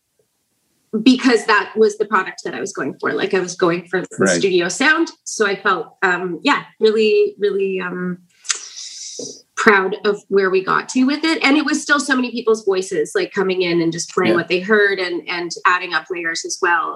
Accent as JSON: {"language": "English", "town": "Brandon", "region": "Manitoba", "country": "Canada", "tie": "born or raised there", "moved": "yes", "lives_now": "Prince Edward Island, Canada", "said": "I grew up in Brandon"}